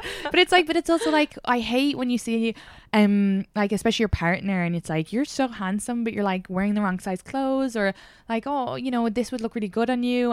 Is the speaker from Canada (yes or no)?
no; Ireland; accent: Irish; moved away as an adult; now in United States; growing up in Ireland